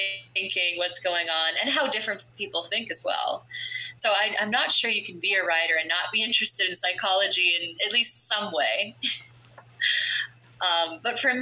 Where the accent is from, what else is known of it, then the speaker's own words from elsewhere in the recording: Florida, United States; I grew up in Florida